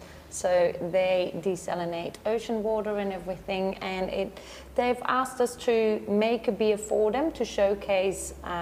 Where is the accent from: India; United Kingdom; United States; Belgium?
Belgium; moved away as an adult; now in Gold Coast, Australia; we are from Belgium ourselves.